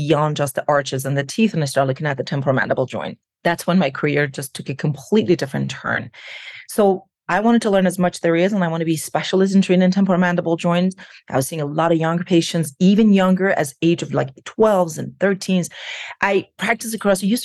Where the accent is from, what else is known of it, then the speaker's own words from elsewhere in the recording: Iran; moved away as an adult; now in United States; I was born and raised in Iran. I came to the United States about 23 years ago. So more than half of my life, I have lived here